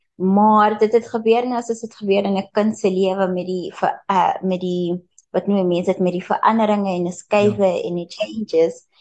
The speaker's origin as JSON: {"language": "Afrikaans", "town": "Pretoria", "region": "Gauteng", "country": "South Africa", "tie": "born or raised there", "also_born_or_lived": "Mpumalanga", "said": "ek is in Mpumalanga gebore, maar uh eh, toe toe ek ses was, toe het ons Gauteng toe getrek. Ons het Pretoria toe getrek"}